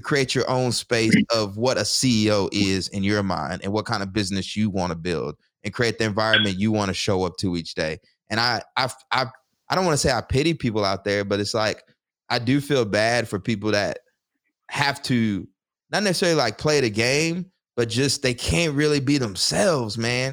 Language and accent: English; the South, United States; moved away as an adult; now in Newark, United States; growing up in the South